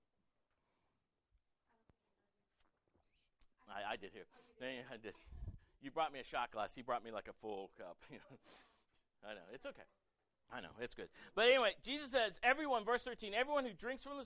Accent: United States; I'm proud to be American. I served in the military for 7 years. I love this country.

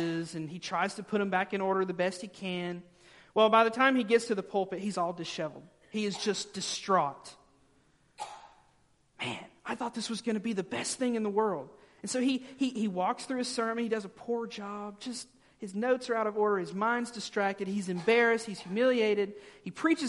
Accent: the South, United States; growing up in the South

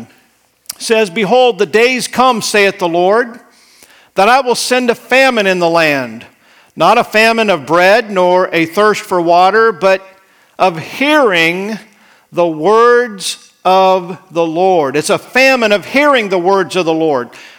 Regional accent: Idaho, United States; moved away; I grew up in Idaho

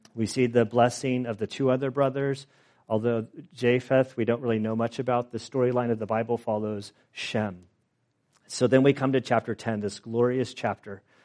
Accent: California, United States; I'm from California.

